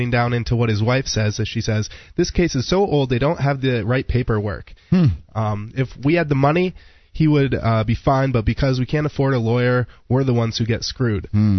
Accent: New Hampshire, United States; I'm from New Hampshire.

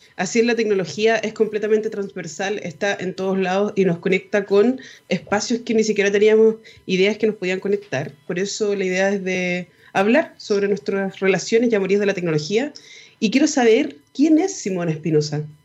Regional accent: Chile; ciudadanos chilenos

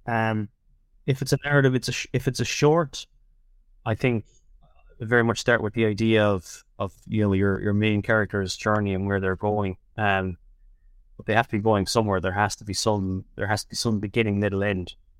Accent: Tipperary, Munster, Ireland; moved away as an adult; also born or lived in Dublin; I'm from Tipperary originally.

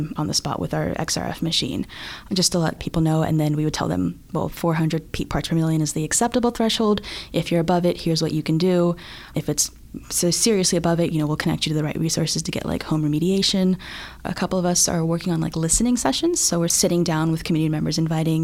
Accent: Houston, Texas, United States; moved away as an adult; also born or lived in Bangladesh; now in Philadelphia, United States; I'm from Houston, Texas. I grew up in Texas, but I was born in Bangladesh.

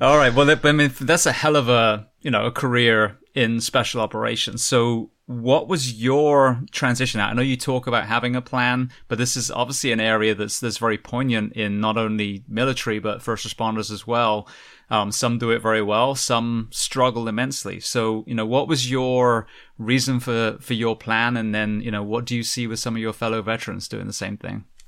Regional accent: England, United Kingdom; moved away; you can tell I'm from England

